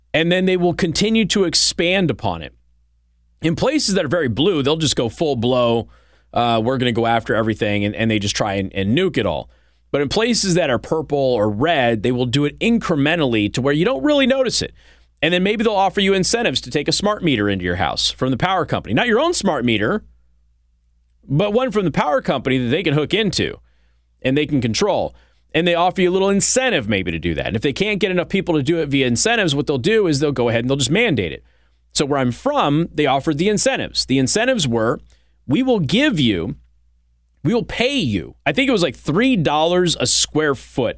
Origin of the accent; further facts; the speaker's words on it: Southwest, United States; moved away; I was from the Southwest.